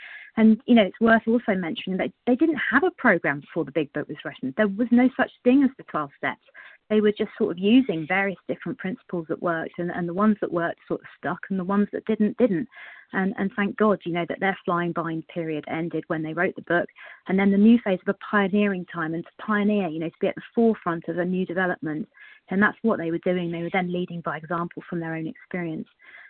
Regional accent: South West England, United Kingdom; I'm from the UK as well, down in Cornwall.

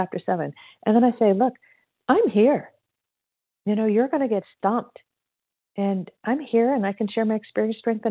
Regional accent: Indiana, United States; now in California, United States; I'm actually from Indiana too. I'm a California girl, but I'm from Indiana. So Hoosier.

